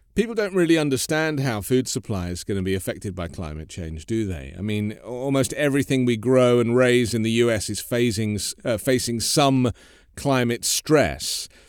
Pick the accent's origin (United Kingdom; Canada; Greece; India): United Kingdom; now in United States; as a British person living in America.